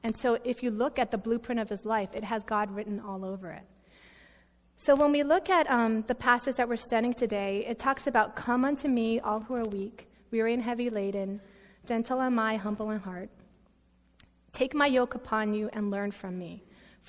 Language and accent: English; United States; I'm American